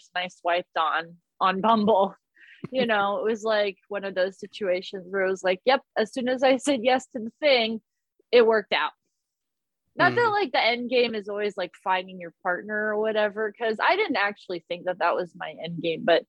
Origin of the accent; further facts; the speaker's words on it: Columbus, Ohio, United States; also born or lived in Indiana; I come from Columbus, Ohio, and by way of Indiana